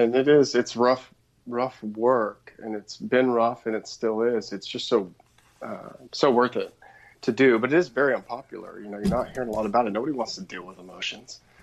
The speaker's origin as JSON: {"language": "English", "area": "outside of Portland", "region": "Oregon", "country": "United States", "tie": "born or raised there", "said": "I grew up outside of Portland, Oregon"}